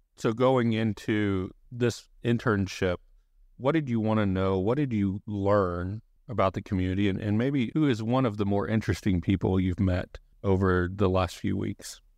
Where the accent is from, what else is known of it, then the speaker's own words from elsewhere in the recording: Boerne, Texas, United States; I'm a Bernie High School graduate